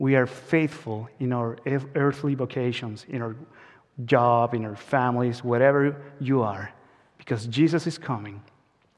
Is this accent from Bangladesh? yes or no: no; Chile; now in United Kingdom; I am not from Scotland or from the UK. I am from Chile, South America